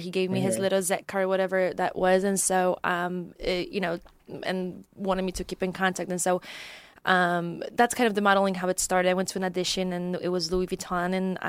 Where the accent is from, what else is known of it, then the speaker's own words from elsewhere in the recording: Poland; English is a second language; so I'm originally from Poland, and that's where I grew up, and that's where my background is from.